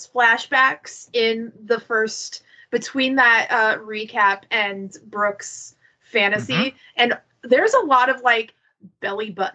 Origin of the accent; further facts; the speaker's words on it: Iowa, United States; I grew up in Iowa